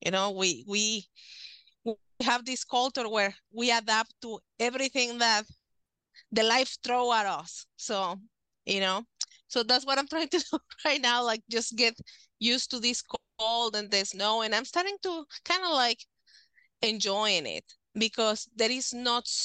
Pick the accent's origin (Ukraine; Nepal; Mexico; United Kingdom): Mexico; moved away as an adult; also born or lived in Texas / California / Nevada / Michigan; now in Alvarado, Texas, United States; I was born in Mexico. I was raised over there